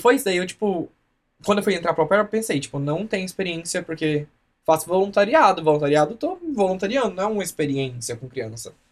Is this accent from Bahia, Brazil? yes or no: no; Anicuns, Goiás, Brazil; moved away as an adult; also born or lived in Goiânia / Sertãozinho; now in Colorado, United States; Eu sou de Anicuns, Goiás